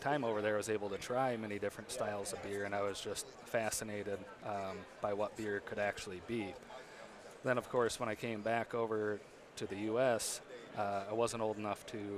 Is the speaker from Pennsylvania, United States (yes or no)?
no; West Union, Iowa, United States; I'm originally from West Union, Iowa, so about 30 miles south of Decorah